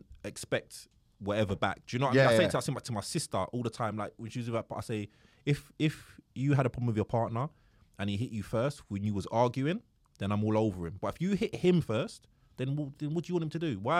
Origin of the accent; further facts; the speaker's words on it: Croydon, London, United Kingdom; also born or lived in Farnborough; now in Bromley, United Kingdom; I grew up like in Croydon